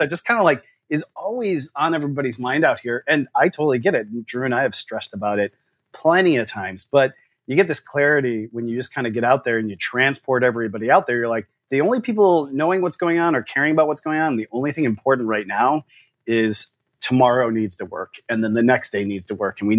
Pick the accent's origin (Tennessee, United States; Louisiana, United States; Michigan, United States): Michigan, United States; We have the advantage of we're from Michigan.